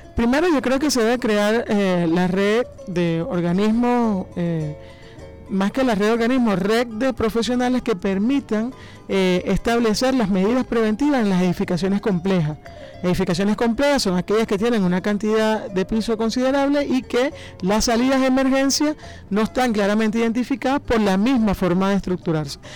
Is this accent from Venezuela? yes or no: yes; Venezuela; nosotros como venezolanos